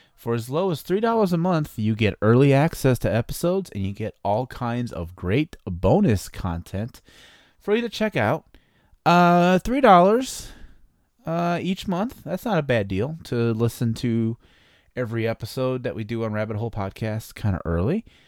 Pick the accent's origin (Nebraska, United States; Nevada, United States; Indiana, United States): Indiana, United States; East Chicago; moved away; my hometown of East Chicago, Indiana. I was born in East Chicago, Indiana